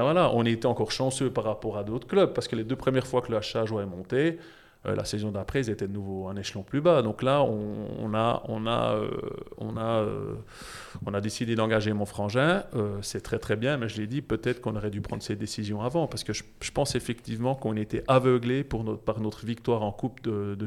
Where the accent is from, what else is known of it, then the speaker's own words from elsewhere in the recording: Jura, Switzerland; je suis jurassien